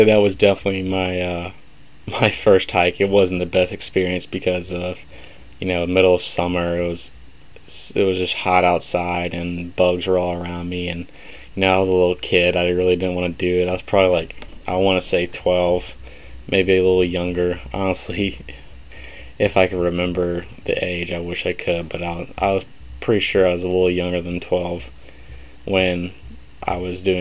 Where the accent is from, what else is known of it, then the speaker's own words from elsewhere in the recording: Birmingham, Alabama, United States; moved away as an adult; now in Troy, United States; I am from Birmingham, Alabama, kind of middle of the state